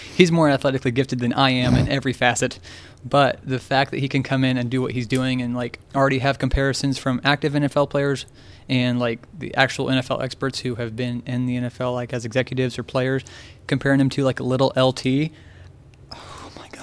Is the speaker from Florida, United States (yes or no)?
no; Lynn, Indiana, United States; also born or lived in Richmond, Indiana / Texas; I'm from Lynn, Indiana